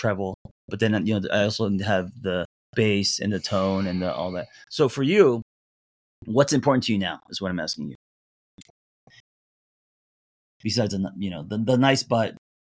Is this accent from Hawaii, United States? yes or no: no; Los Angeles, California, United States; first language English; also born or lived in Korea; I grew up in Los Angeles.